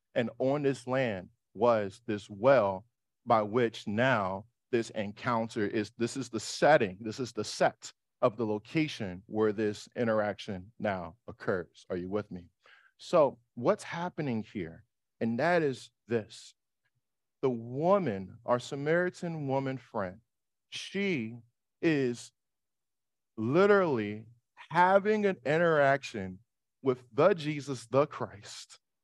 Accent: New York City, New York, United States; I'm from Harlem.

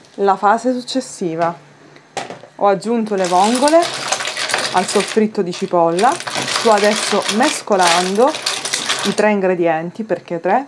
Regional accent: Sicily, Italy; i racconti della mia terra

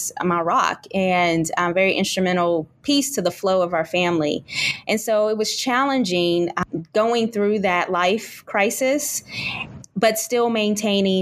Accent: Kentucky, United States; now in Texas, United States; We live in Texas, and my in-laws live in Kentucky. I'm originally from Kentucky.

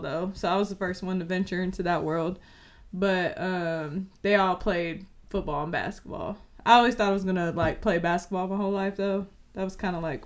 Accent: San Francisco Bay Area, California, United States; moved away; I'm from the Bay, the Yay area. If you don't know, San Francisco, Oakland area

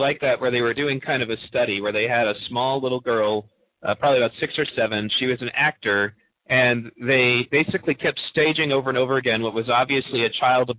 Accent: Pontiac, Michigan, United States; When I grew up in Pontiac

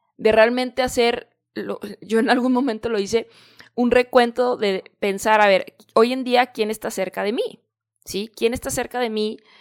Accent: Guadalajara, Jalisco, Mexico; moved away as an adult; also born or lived in San Diego, California; regreso acá a Guadalajara, que es de donde yo soy, de México

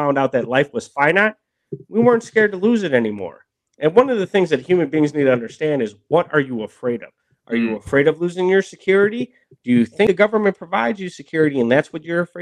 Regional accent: Milwaukee, Wisconsin, United States; I grew up in Milwaukee

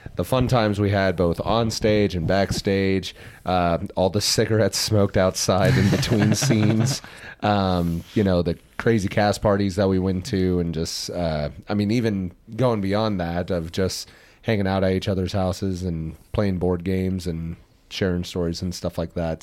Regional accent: Midwest, United States; we're from the Midwest

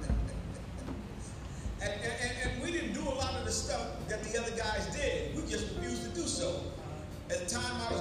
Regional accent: New York City, New York, United States; I came up from New York City

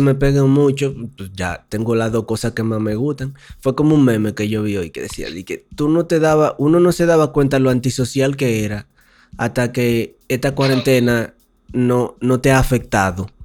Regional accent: Dominican Republic; now in Mexico

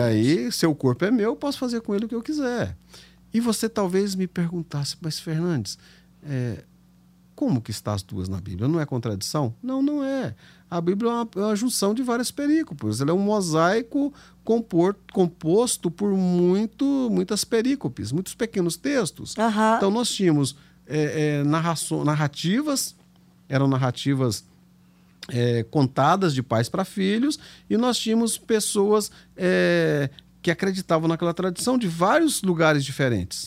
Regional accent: Anápolis, Goiás, Brazil; accent: caipira; moved away; also born or lived in Ipiranga, Goiás; Eu nasci numa cidade chamada Ipiranga, bem para lá de Goiânia, para lá de Séries. E fui criado logo em seguida, a gente mudou para Anápolis, então fui criado em Anápolis

